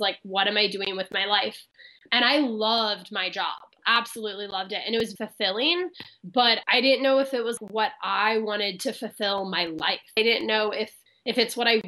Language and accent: English; Midwest, United States; moved away as an adult; now in Los Angeles, United States; I'm originally from the Midwest